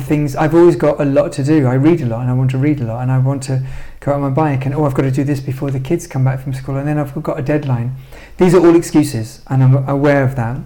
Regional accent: London, United Kingdom; because I grew up in London and I love London

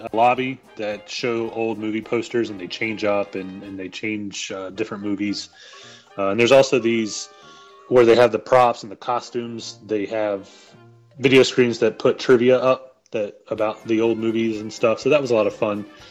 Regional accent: North Carolina, United States; I'm from North Carolina.

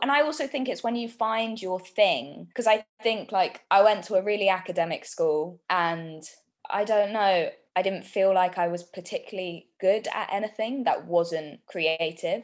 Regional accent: London, United Kingdom; born and bred in North London. So I we kind of grew up in Southgate and then my parents split up and we moved further to kind of Enfield

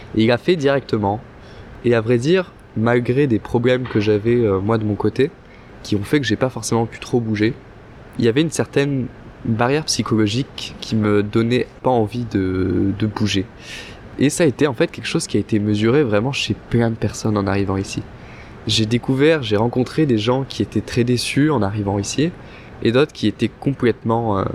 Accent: France; now in Montreal, Canada; on est français

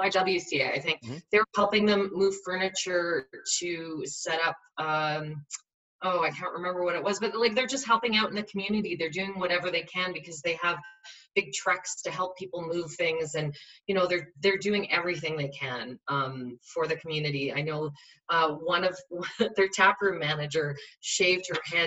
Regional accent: Saskatchewan, Canada; I grew up in Saskatchewan

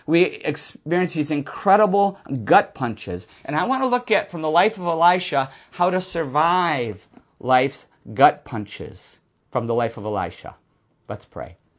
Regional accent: Buffalo, New York, United States; moved away; I'm from Buffalo area, Lancaster Speedway

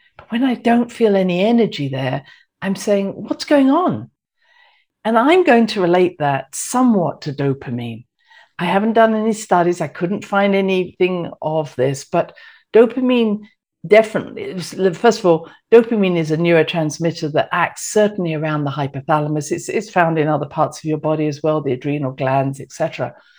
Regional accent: United Kingdom; moved away; I'm British

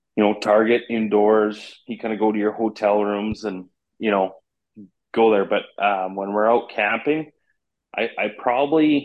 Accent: Canada; being Canadian

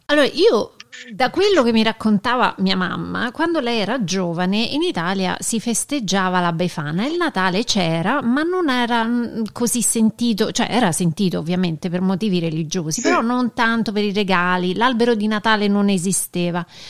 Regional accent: United States; da noi negli Stati Uniti

